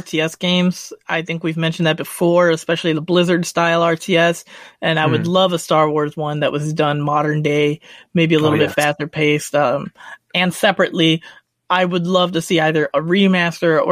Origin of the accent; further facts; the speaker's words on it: United States; I'm American